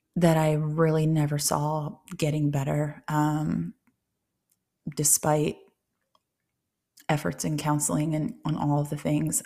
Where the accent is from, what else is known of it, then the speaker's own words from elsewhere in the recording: Ohio, United States; moved away; also born or lived in Tennessee; relocating out of state and back to Ohio, um, where I'm originally from Ohio